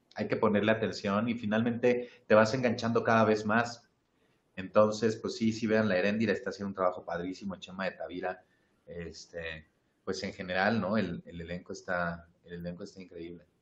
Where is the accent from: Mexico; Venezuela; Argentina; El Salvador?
Mexico; una identidad como mexicanos